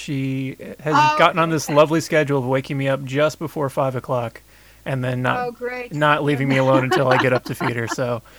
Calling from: California, United States; I'm calling from California

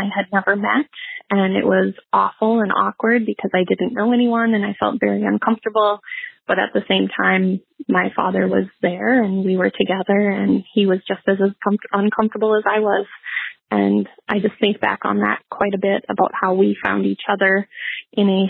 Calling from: Sauk Rapids, Minnesota, United States; I am calling from Sauk Rapids, Minnesota

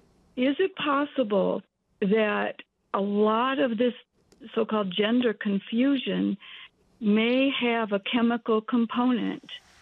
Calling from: Michigan, United States; I am from Michigan

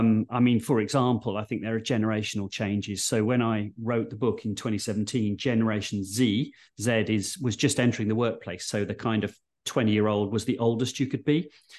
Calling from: London, United Kingdom; And I'm dialing in from Waterloo, the London one, not the Belgian one.

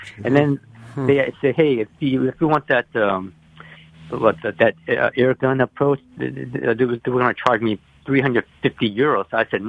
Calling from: Pennsylvania, United States; I'm from Pennsylvania.

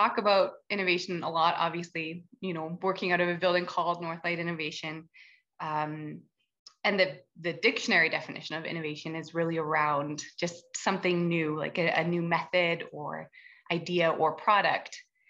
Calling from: Whitehorse, Yukon, Canada; I am joining from Whitehorse, the traditional territories of the Colne and Dunn First Nation and the Tongquetchin Council. Very beautiful, very snowy at the moment.

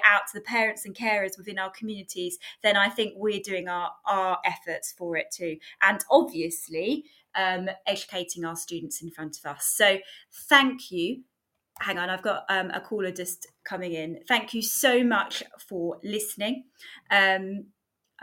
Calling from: South Africa; I'm listening from South Africa.

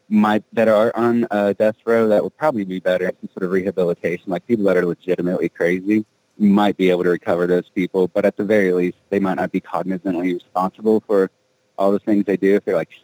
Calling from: Colorado, United States; Hey, this is … calling from Colorado.

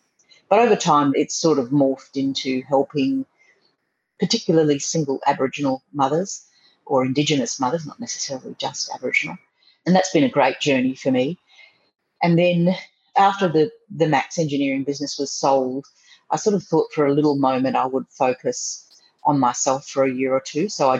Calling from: Paris, Île-de-France, France; Bonjour. I'm today in Paris. I'm living in the most beautiful area, beautiful big open avenues.

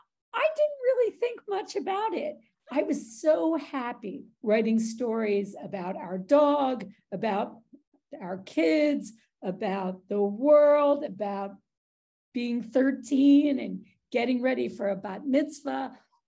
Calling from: Chicago, Illinois, United States; Chicago, Illinois.

